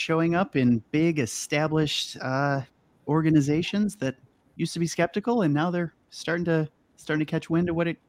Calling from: Naperville, Illinois, United States; I'm calling in from Naperville, Illinois

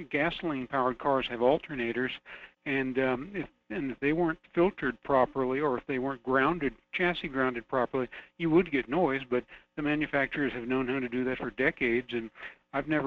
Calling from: Fairbanks, Alaska, United States; It's Jason calling from Fairbanks.

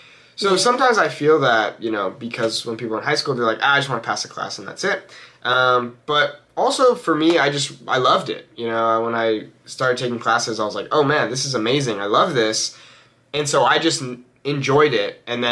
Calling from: Los Angeles, California, United States; I am joining you from Los Angeles, California.

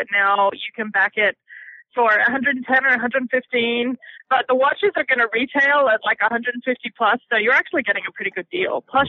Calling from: Australia; I'm calling from Australia.

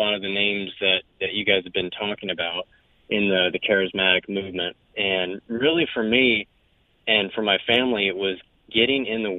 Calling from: Jacksonville, Florida, United States; Just calling from Jacksonville, Florida.

